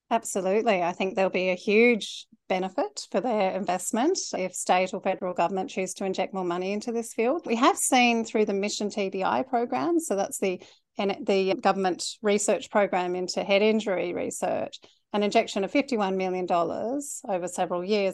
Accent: Canberra, Australian Capital Territory, Australia; now in Sydney, Australia; I grew up in Canberra, which is kind of like Switzerland for football and neutral territory.

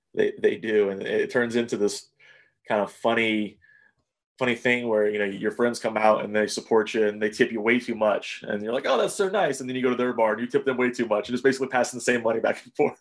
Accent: Ohio, United States; also born or lived in New Jersey / Louisville, Kentucky / Eugene, Oregon; I went to a high school here in Ohio, and I went to college in Ohio

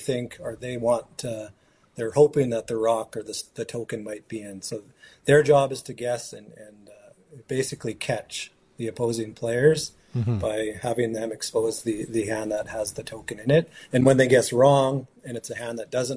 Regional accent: Fort Nelson, British Columbia, Canada; growing up in Fort Nelson in our community

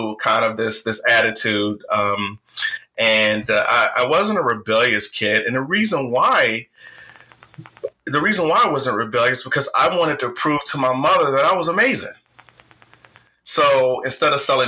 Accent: Richmond, Virginia, United States; accent: Southern drawl; I was born and raised in Richmond, Virginia to a single mother

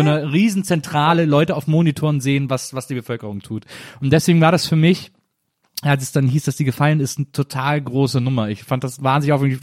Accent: Wesseling, North Rhine-Westphalia, Germany; also born or lived in Bonn; now in Berlin, Germany; Ich komme ja aus Wesseling zwischen Köln und Bonn

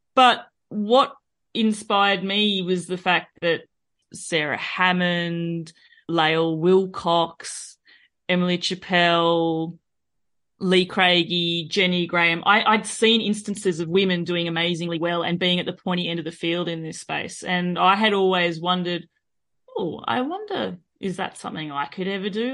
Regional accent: Australia; accent: Australian; moved away as an adult; now in France; both my husband and myself were born and raised in Australia

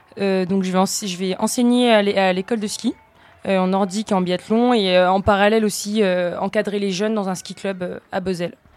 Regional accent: Vosges, Grand Est, France; now in Savoie, France; je suis originaire des Vosges. Et euh, ça fait quelques années que j'habite en Savoie, euh, en dessous Courchevel

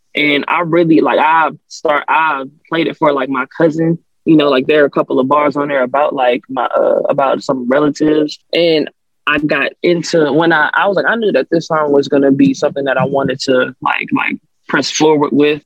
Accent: New Orleans, Louisiana, United States; moved away; I'm from New Orleans originally. Uh, I was born in Uptown New Orleans, Third Ward

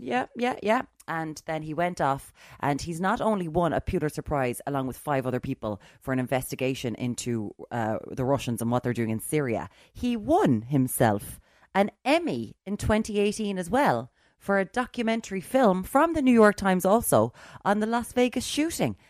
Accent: Limerick, Munster, Ireland; I'm from Limerick

